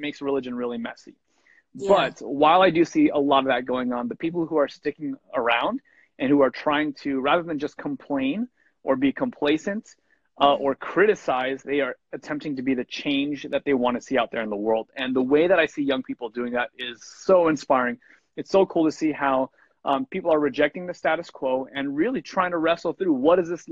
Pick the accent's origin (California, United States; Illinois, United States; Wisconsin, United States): California, United States; Southern; now in Portland, United States; born and raised in Southern California. Currently, I live up in the Portland, Oregon area